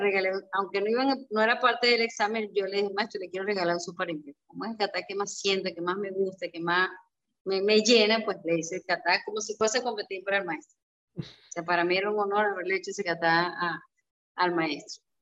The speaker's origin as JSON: {"language": "Spanish", "town": "Barquisimeto", "region": "Lara", "country": "Venezuela", "tie": "born or raised there", "moved": "yes", "said": "para Barquisimeto, para mi tierra, eh, para el Estado Largo"}